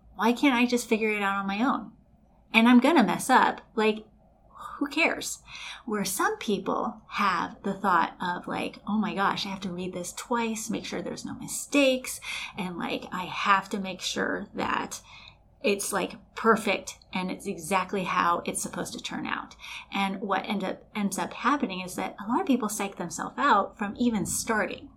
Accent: Los Angeles, California, United States; I was born and raised in Los Angeles, but by raised by very Colombian uh, mother and grandparents

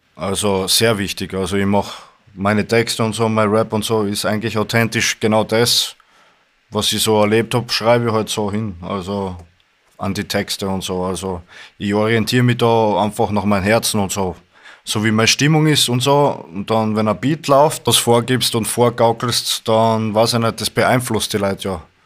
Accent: Styria, Austria; ich komme aus der Steiermark, aus Österreich

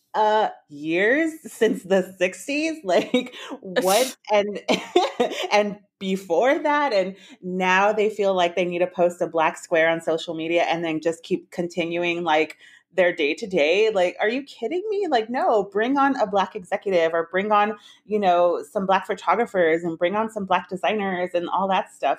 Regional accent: San Antonio, Texas, United States; my hometown of San Antonio

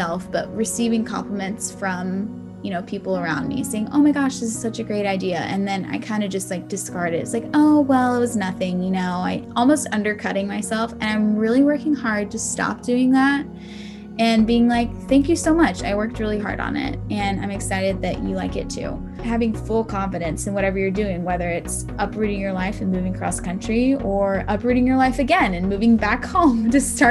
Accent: Augusta, Georgia, United States; also born or lived in Atlanta, Georgia; I am originally from Augusta, Georgia

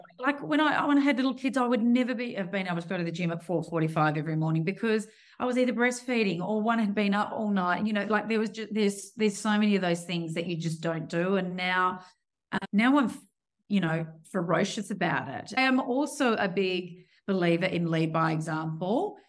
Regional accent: Perth, Western Australia, Australia; born and raised in Perth

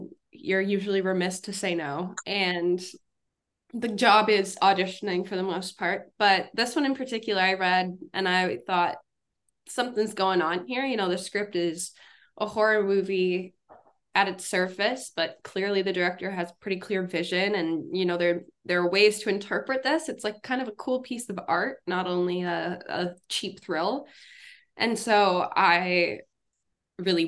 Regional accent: Minneapolis, Minnesota, United States; now in New York City, United States; I'm originally from Minneapolis, Minnesota

